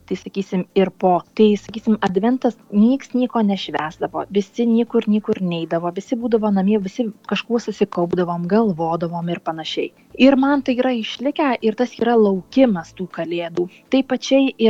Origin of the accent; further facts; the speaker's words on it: Lithuania; now in Italy; aš esu lietuvė